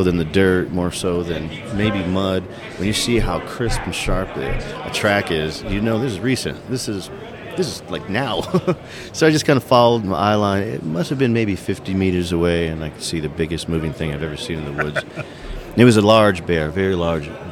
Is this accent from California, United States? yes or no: yes; Big Bear, California, United States; Growing up in Big Bear, California